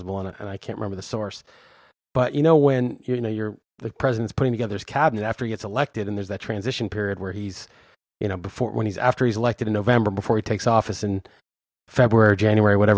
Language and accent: English; New York City, New York, United States; I grew up in New York and went to a school, private school in New York